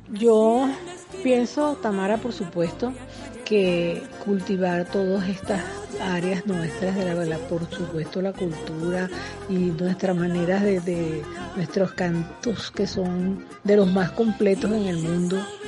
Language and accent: Spanish; Caracas, Capital District, Venezuela; yo soy de Caracas